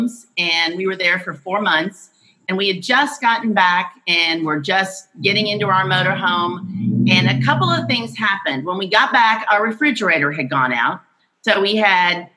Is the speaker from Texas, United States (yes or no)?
yes; Houston, Texas, United States; moved away; Houston is my hometown